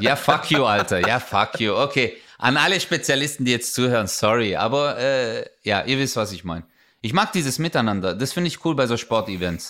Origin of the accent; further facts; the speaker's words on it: Germany; Ich so, Deutschland